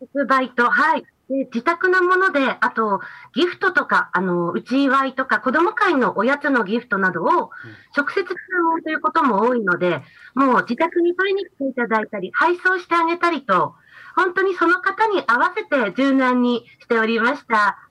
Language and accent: Japanese; Mikawa, Yamagata, Japan; うちの弟が今、農業を継いでおりまして